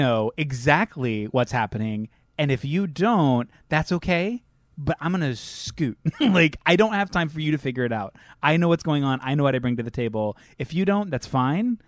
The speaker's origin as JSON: {"language": "English", "town": "Salinas", "region": "California", "country": "United States", "tie": "born or raised there", "said": "that's, like, literally where I grew up"}